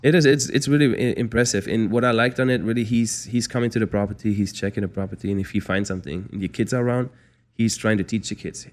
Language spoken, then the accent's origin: English; Frankfurt, Hesse, Germany; moved away as an adult; also born or lived in Mississippi, United States / Calabasas, United States; now in Los Angeles, United States; I'm a city boy growing up in Germany, Frankfurt